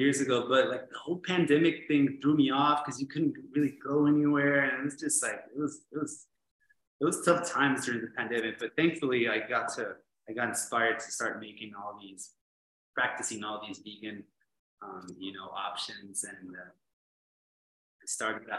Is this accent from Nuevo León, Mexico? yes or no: no; Tecate, Baja California, Mexico; also born or lived in San Diego, California; I was born in San Diego, but I've lived here in Tecate'S my whole life.